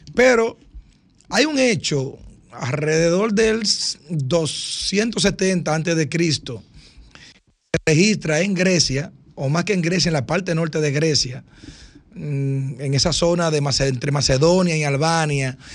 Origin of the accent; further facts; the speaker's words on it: Dominican Republic; nosotros los dominicanos